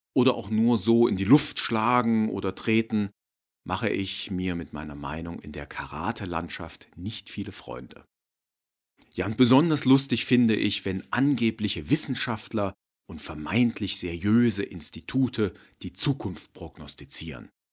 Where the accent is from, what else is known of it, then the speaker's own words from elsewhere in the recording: Germany; wir Deutschen